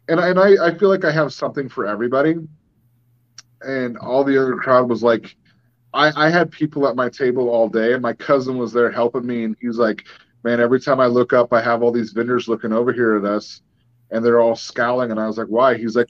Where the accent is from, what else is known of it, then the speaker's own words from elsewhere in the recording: Gold Beach, Oregon, United States; You know, I did a show in my hometown in Gold Beach